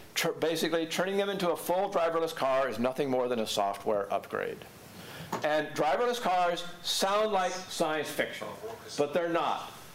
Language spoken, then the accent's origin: English; Portland, Oregon, United States; my hometown of Portland, Oregon